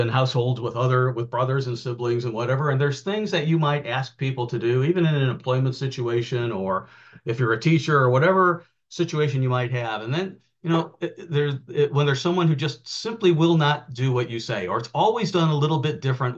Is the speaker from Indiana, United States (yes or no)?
yes; outside of Chicago, Indiana, United States; I grew up in outside of Chicago in the Indiana side